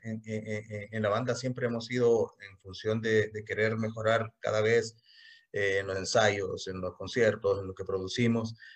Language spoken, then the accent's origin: Spanish; El Salvador; soy músico de El Salvador